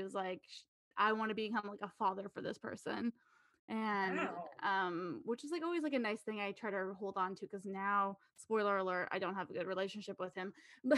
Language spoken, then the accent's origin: English; Napa, California, United States; moved away as an adult; Yeah, I was born and raised in Napa, California.